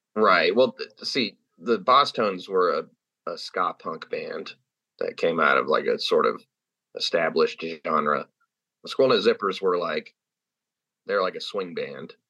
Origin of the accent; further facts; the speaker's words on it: California, United States; moved away; I'm from California